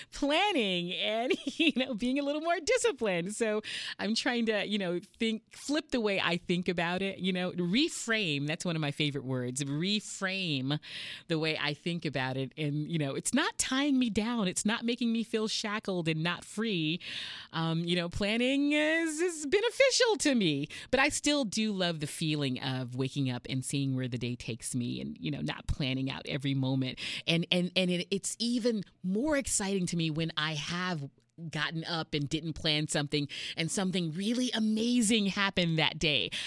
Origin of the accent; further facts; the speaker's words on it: Houston, Texas, United States; moved away as an adult; now in San Diego, United States; I'm from Houston, Texas, uh, born and raised